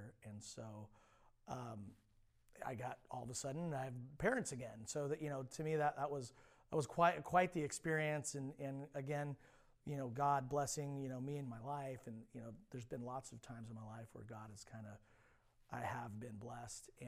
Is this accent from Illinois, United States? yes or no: no; Alameda, California, United States; also born or lived in Central Coast, California; I was born and raised in the Bay Area, specifically a little island called Alameda, which is in the East Bay